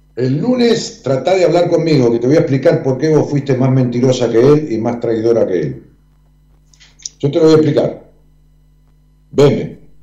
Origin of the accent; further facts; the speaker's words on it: Ramos Mejía, Buenos Aires Province, Argentina; en Ramos Mejía, donde yo nací también y viví muchos años